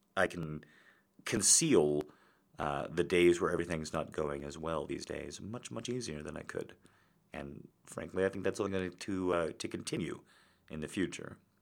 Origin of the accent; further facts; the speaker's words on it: United States; when you're an American